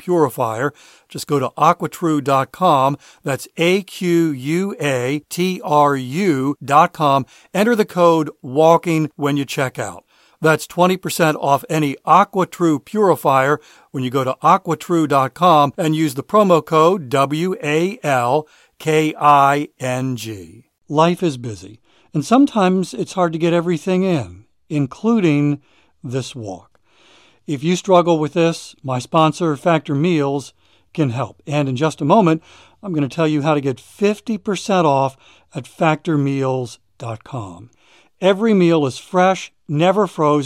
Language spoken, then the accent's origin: English; Maryland, United States; I'm from Maryland